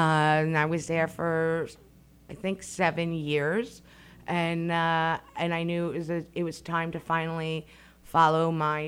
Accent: Long Island, New York, United States; I started, like you said, my life in New York. I was born and raised on Long Island. My parents moved from Brooklyn when they were about to have me. So Long Island is my hometown.

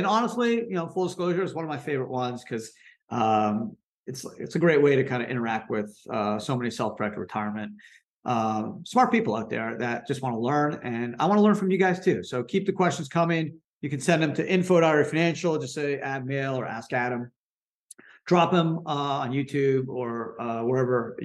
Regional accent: Canada; moved away as an adult; also born or lived in New York; I was born in Canada, went to law school in New York

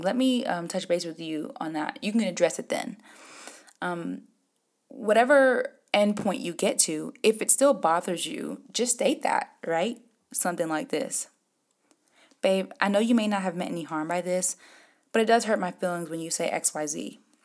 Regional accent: Jamaica; me being Jamaican

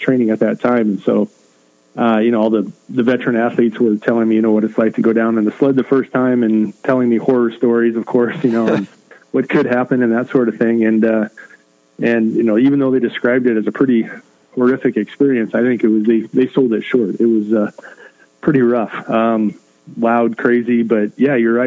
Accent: Shelby, Nebraska, United States; my hometown, Shelby, Nebraska, was about 700 people

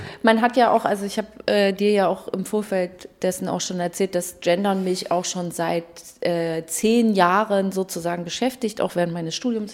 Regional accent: Waldheim, Saxony, Germany; Ich bin Journalistin, äh, geboren in Waldheim in Sachsen.

